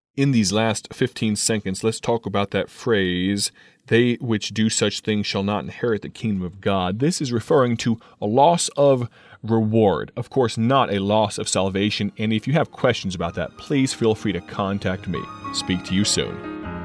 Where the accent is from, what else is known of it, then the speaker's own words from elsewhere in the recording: United States; also born or lived in Akron, Ohio; a young man growing up in America